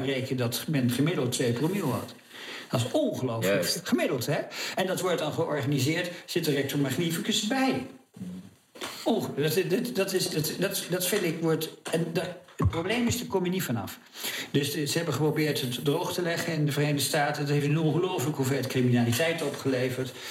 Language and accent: Dutch; Oude-Tonge / Goeree-Overflakkee, South Holland, Netherlands; ik kom van Oldgersplaat